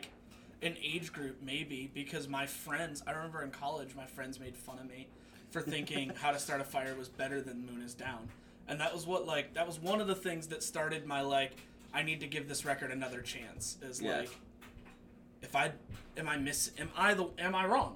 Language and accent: English; Syracuse, New York, United States; I'm from Syracuse